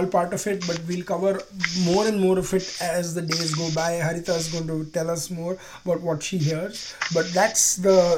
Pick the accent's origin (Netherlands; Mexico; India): India; Gujarat; my home state of Gujarat.